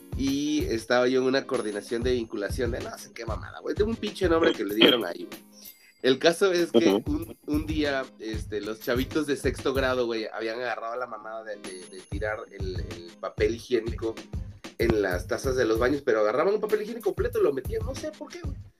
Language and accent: Spanish; Mexico; la gente habla así en México, güey. O sea, esta es nuestra forma de hablar